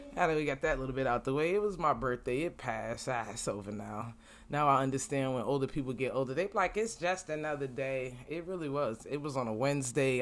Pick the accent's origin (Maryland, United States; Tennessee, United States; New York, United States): New York, United States; New York City; now in Florida, United States; I'm from Brooklyn and I live in Florida right now